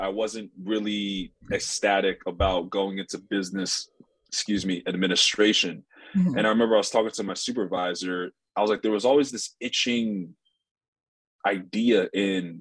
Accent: Nigeria; now in Los Angeles, United States; we're Nigerian

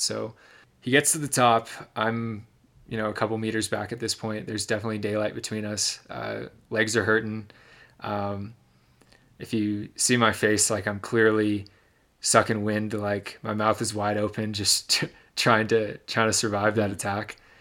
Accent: Michigan, United States; the town I grew up in Michigan

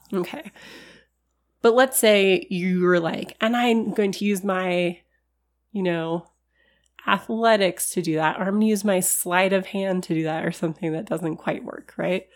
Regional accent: California, United States; accent: California; my California accent

